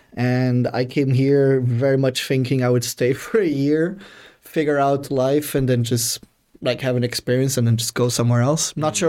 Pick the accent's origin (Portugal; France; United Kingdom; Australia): Portugal; moved away as an adult; now in Dublin, Ireland; I'm come from Portugal